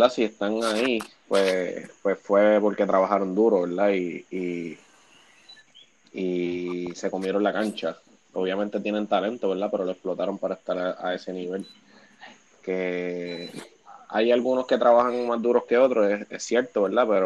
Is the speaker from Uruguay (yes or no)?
no; Bayamón, Puerto Rico; Yo tengo 26 años, soy de Bayamón, Puerto Rico, ¿verdad?